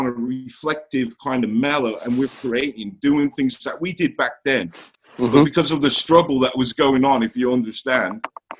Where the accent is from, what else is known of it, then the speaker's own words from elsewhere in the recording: Smethwick, West Midlands, United Kingdom; also born or lived in Hamstead, Great Barr; I grew up in Smethwick